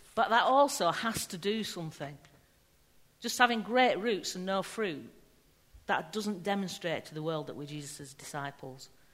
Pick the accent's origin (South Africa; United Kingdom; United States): United Kingdom; England; we're English, so we're rubbish with words